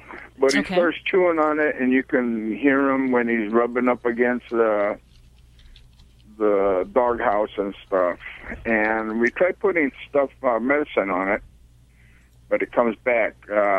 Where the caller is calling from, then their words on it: Azusa, California, United States; Azusa, California.